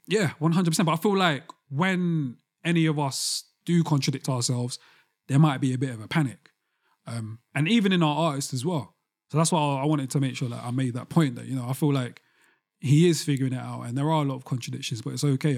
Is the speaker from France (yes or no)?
no; London, United Kingdom; especially as a young black boy growing up in London